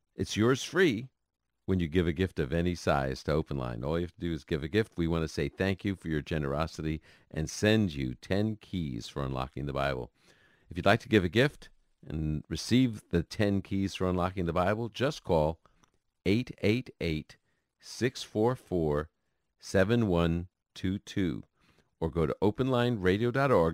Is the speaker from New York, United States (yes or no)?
yes; New York City, New York, United States; growing up in Brooklyn, New York